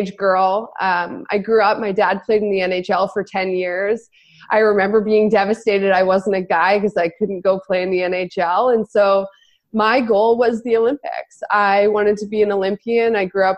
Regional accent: Kelowna, British Columbia, Canada; my hometown in Kelowna

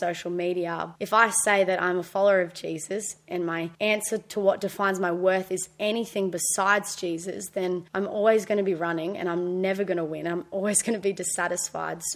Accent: Brisbane, Queensland, Australia; also born or lived in Gold Coast; now in Palm Beach, Australia; I grew up in Brisbane, was really blessed to go to a Christian school my whole life, year 1 to year 12.

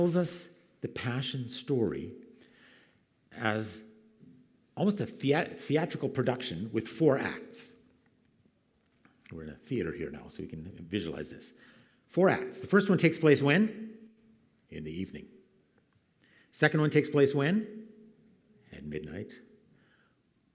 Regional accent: Canada; moved away; Where I grew up in Canada

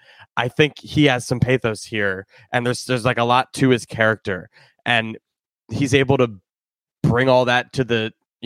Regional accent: Skokie, Illinois, United States; moved away; my hometown. No offense to Skokie and Chicago and my family.

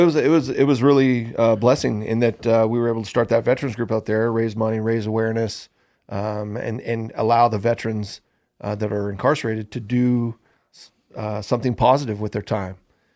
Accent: Salem, Oregon, United States; now in Idaho, United States; I'm actually from Oregon. Grew up in Salem, Oregon, but bounced back and forth from Idaho and Oregon.

